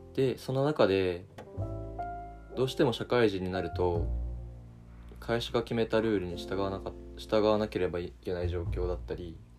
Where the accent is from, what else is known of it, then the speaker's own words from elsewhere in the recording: Niigata, Japan; moved away as an adult; now in Tokyo, Japan; 地元は新潟県で、まあ、いわゆる大学を進学を機に上京してきた